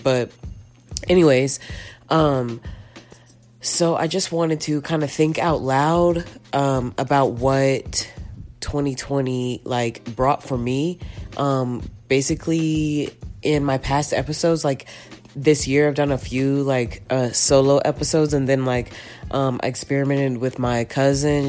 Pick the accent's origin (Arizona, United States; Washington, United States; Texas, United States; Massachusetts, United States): Texas, United States; Dime Box, Round Rock; growing up in dime box